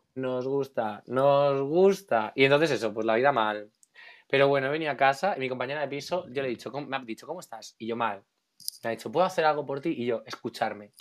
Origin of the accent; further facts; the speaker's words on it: Alicante, Valencian Community, Spain; soy de Alicante